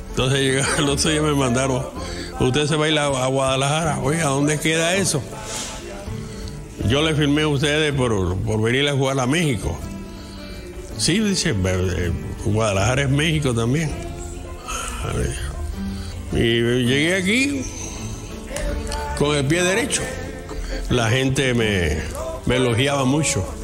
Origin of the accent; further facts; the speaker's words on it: Cienfuegos, Cuba; Mi pueblo se llama Cienfuegos, Cuba.